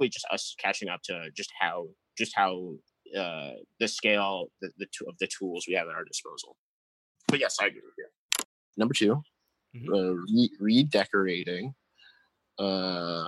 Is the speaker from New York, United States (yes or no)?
yes; New York, United States; moved away; also born or lived in Detroit; I grew up in New York